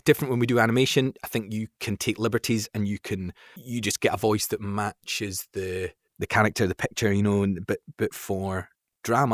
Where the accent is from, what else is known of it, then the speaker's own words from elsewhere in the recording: Fife, Scotland, United Kingdom; moved away as an adult; also born or lived in London; I was brought up in Fife, a place in Scotland, sort of near, like, Saint Andrews